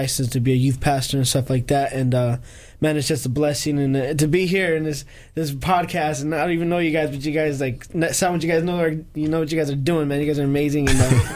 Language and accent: English; Los Angeles, California, United States; moved away; I'm from California. I'm from Los Angeles. I lived in the hood, you know, the projects